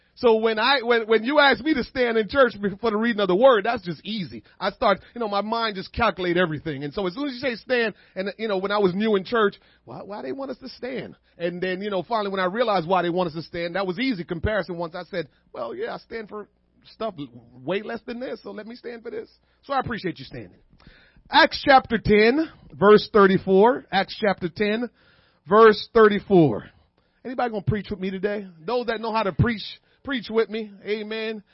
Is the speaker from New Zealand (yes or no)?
no; Kingston, Jamaica; moved away; I was born and raised in Kingston.